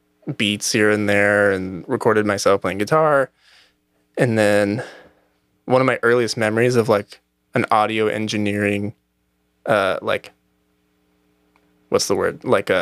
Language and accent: English; Newberg, Oregon, United States; I was raised just outside of Portland.